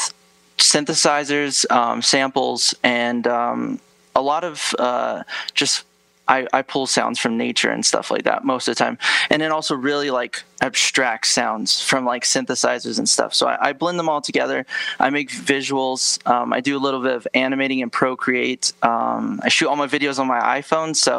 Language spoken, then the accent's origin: English; Gallup, New Mexico, United States; moved away as an adult; now in Flagstaff, United States; I moved here when I was 18. I've lived here for about 7 years